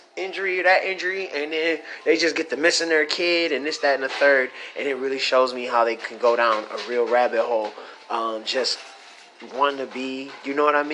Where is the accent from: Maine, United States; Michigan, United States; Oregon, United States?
Michigan, United States; I'm from Michigan